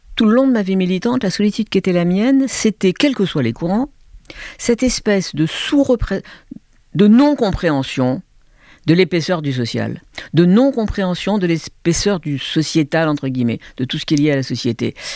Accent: Algiers, Algiers Province, Algeria; moved away; also born or lived in France / Hong Kong / Beijing; J'ai grandi avec la guerre d'Algérie, dans une famille de gauche, de juifs de gauche, à Alger

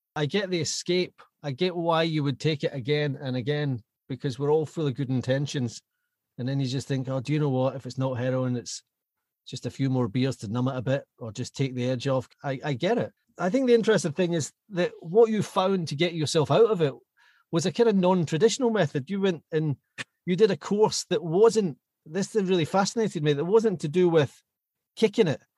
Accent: Glasgow, Scotland, United Kingdom; I was Glasgow born and bred.

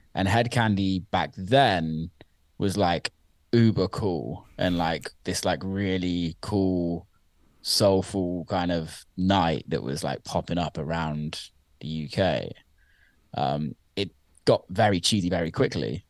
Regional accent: Somerset, South West England, United Kingdom; I grew up in around the county of Somerset in the U K, which I always say I'm from Bristol 'cause it's just easier to explain that to people that aren't from the U K.

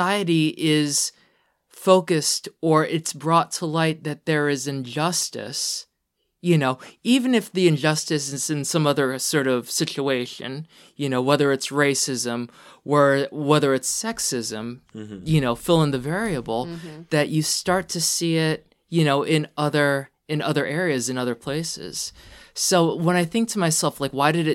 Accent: Pennsylvania, United States; we're from Pennsylvania.

